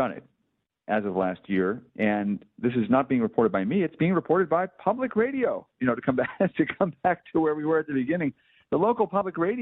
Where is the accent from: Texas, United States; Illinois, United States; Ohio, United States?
Illinois, United States; Skokie; I grew up in Skokie, which is just down the road from Highland Park.